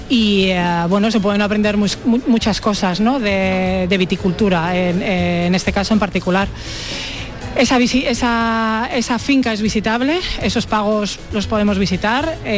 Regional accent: Gumiel de Mercado, Castile and León, Spain; nosotros venimos de Gumiel de Mercado, es un pueblo que está en Burgos, muy cerquita de Aranda de Duero, a unos 12 kilómetros así.

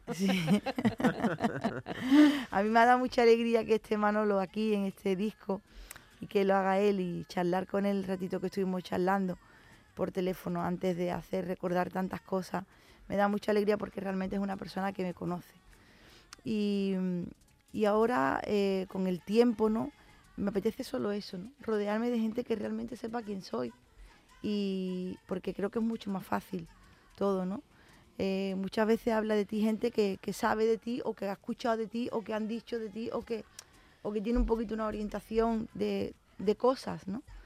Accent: San Fernando, Andalusia, Spain; lo que soy yo, una cañailla, ¿no? los que somos de San Fernando nos dicen

